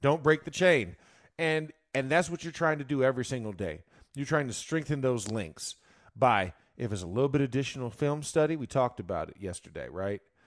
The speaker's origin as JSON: {"language": "English", "region": "Florida", "country": "United States", "said": "I'm from Florida"}